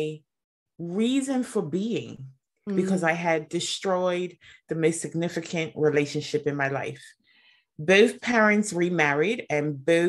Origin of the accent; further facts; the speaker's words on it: Bermuda; I'm from Bermuda, so a very small community, very small environment.